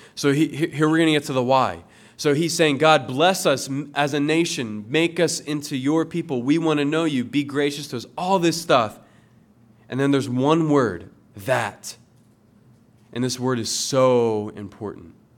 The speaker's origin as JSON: {"language": "English", "town": "Willow Grove", "region": "Pennsylvania", "country": "United States", "moved": "yes", "said": "I'm from Willow Grove"}